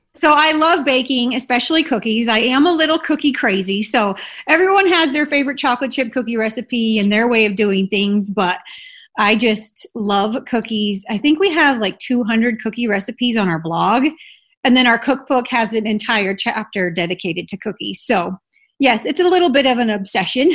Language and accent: English; Illinois, United States; moved away as an adult; also born or lived in Salt Lake City, Utah; now in Utah, United States; I grew up in Illinois in a very small town